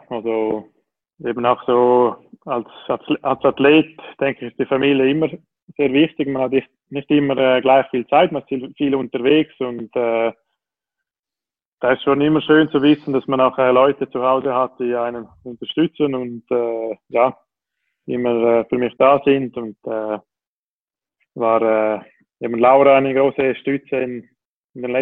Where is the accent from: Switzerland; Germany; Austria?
Switzerland; ich glaube, als Schweizer ist man schon stolz auf die Schweizer Schokolade